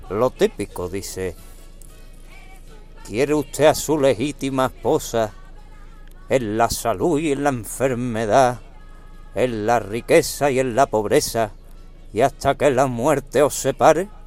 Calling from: Seville, Andalusia, Spain; de Sevilla.

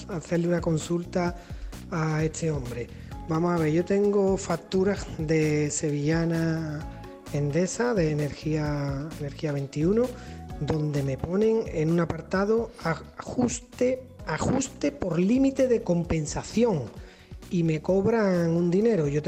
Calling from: Alcalá de Guadaíra, Andalusia, Spain; Buenos días … de Alcalá de Guadaira.

